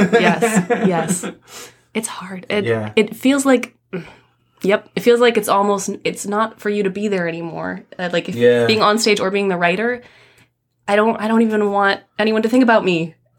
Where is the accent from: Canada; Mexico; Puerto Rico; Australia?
Canada; Toronto, Ontario; In North York.